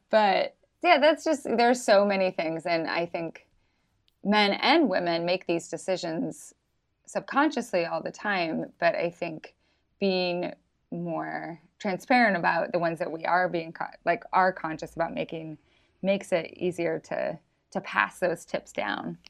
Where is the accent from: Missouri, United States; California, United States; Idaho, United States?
Idaho, United States; also born or lived in Brooklyn; now in Missoula, United States; I was from Idaho